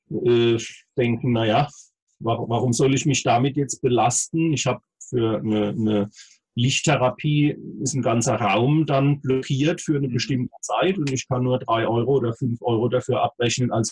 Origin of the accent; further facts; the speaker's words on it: Heidelberg, Baden-Württemberg, Germany; Ähm, allerdings bin ich eben gebürtiger Heidelberger und ähm, bin hier seit Anfang an ansässig und genieße es sehr.